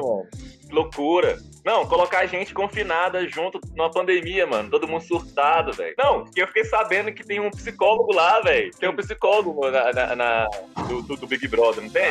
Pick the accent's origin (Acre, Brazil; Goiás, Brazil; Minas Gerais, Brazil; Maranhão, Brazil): Goiás, Brazil; Luziânia; eu sou goiano também. Sou do Goiás